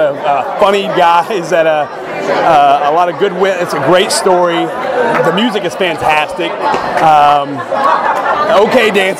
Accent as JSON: {"language": "English", "town": "Fort Worth", "region": "Texas", "country": "United States", "tie": "born or raised there", "moved": "as an adult", "lives_now": "California, United States", "said": "I grew up in Fort Worth, Texas. Moved out to California in 2012"}